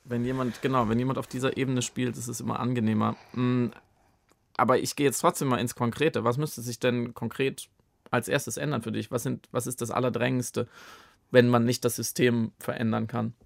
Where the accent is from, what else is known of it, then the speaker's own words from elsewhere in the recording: Baden-Württemberg, Germany; ich komme auch aus Baden, ganz ursprünglich